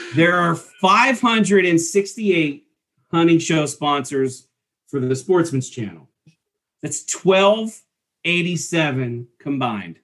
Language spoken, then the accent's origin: English; East Coast, United States; growing up in the East Coast